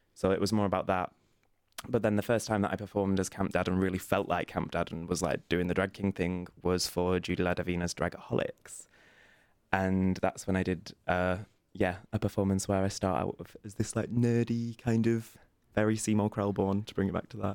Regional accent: Burnley, North West England, United Kingdom; moved away; I'm originally from a little town called Burnley, which is in the north of England

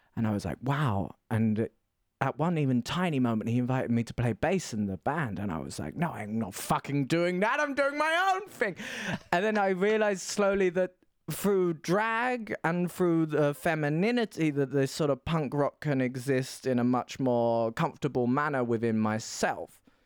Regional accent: Essex, East of England, United Kingdom; moved away as an adult; also born or lived in Stockholm, Sweden; now in Berlin, Germany; I'm from the Essex, the England, the deep, deep south of Tory Britain

